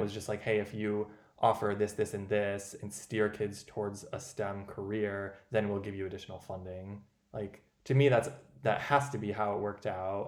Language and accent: English; Owatonna, Minnesota, United States; moved away; also born or lived in Madison, Wisconsin; my hometown in Owatonna, Minnesota, population 25,000